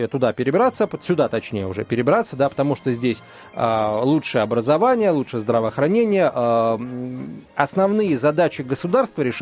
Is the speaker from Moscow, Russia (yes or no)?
yes; Moscow, Russia; Ну, я как раз такой.